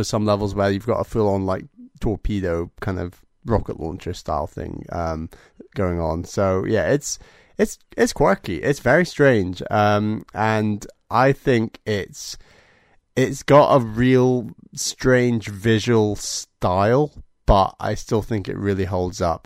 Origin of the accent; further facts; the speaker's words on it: United Kingdom; as a Brit